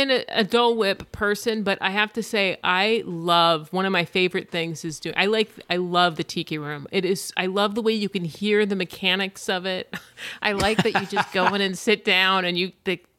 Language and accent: English; California, United States; And I grew up in Orange County, so like Knott's Berry Farm was the fucking place to go.